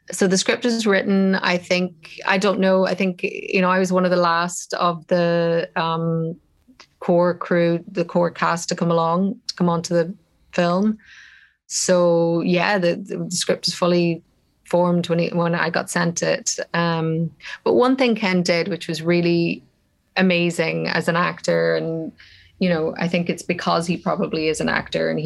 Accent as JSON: {"language": "English", "country": "Ireland", "tie": "born or raised there", "said": "as an Irish person, you know, the tragedy of what happened in my country"}